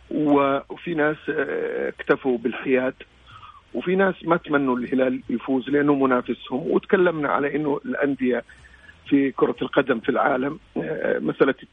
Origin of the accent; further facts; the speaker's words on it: Saudi Arabia; لانه هذه اضافه لنا احنا كسعوديين يعني احنا سافرنا ورحنا وجينا